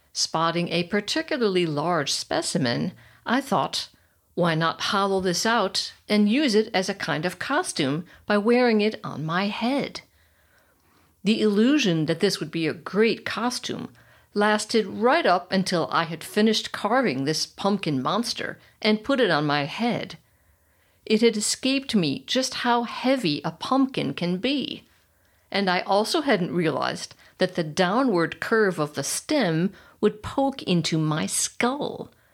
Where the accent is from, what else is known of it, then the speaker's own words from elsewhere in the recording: United States; moved away as an adult; now in Germany; I'm American